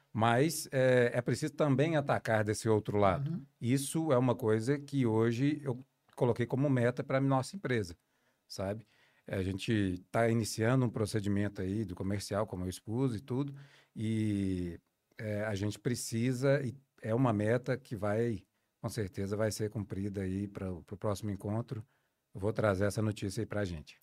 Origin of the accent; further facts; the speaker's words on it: Dores do Indaiá, Minas Gerais, Brazil; eu venho do interior de Minas, de Dores do Indaiá